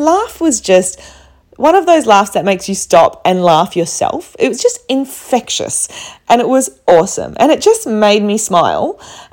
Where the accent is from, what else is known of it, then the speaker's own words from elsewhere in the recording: Perth, Western Australia, Australia; I'm from Perth, you know, the place that no one knows